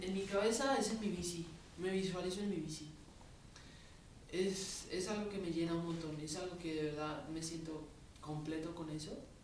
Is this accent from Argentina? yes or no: no; Colombia; now in Mexico City, Mexico; siempre me crié en Colombia